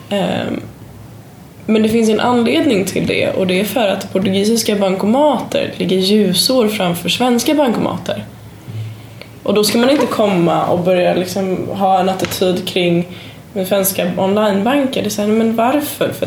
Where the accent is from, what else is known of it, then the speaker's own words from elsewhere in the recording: Sweden; vi är jätteduktiga man kan komma lite, lite kaxigt och tycka och kolla vad bra vi är och vi är svenskar och det är fantastiskt.